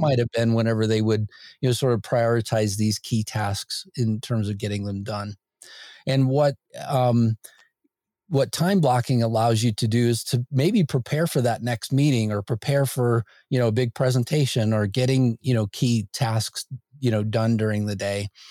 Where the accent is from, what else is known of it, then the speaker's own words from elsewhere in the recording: Northwest Indiana, United States; I grew up in Indiana, uh, Northwest Indiana